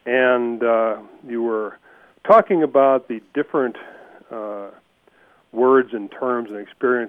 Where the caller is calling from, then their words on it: Ruidoso, New Mexico, United States; Ruidoso, New Mexico.